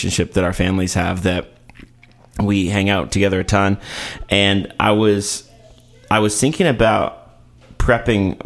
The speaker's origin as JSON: {"language": "English", "country": "Canada", "moved": "yes", "lives_now": "Nashville, United States", "said": "we are both from the homeland of Canada"}